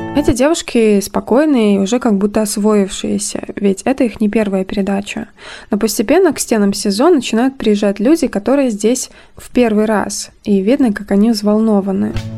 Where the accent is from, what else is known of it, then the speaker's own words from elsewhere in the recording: Brest Region, Belarus; я упоминала, что родом из Брестской области